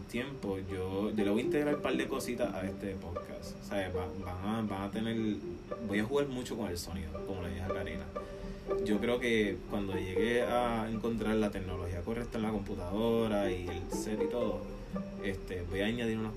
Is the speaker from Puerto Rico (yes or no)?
yes; Puerto Rico; now in Tampa, United States; vivimos, somos de Puerto